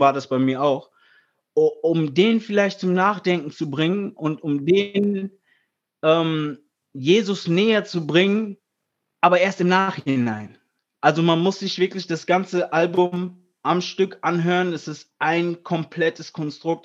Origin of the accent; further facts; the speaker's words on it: Friedberg, Hesse, Germany; weil wir sind aus Hessen, weißt du, ich meine, ich bin ursprünglich aus Friedberg